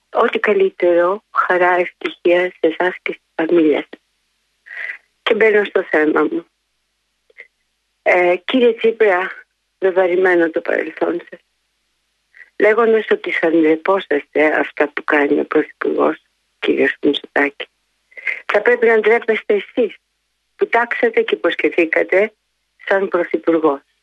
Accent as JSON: {"language": "Greek", "country": "Greece", "said": "Δεν είμαστε μετανάστε στην πατρίδα μας. Είμαστε Έλληνες και ερχόμαστε από πολύ μακριά."}